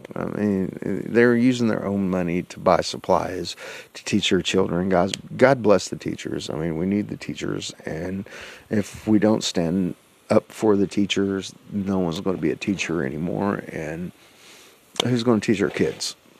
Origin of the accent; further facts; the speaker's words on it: United States; I'm an American.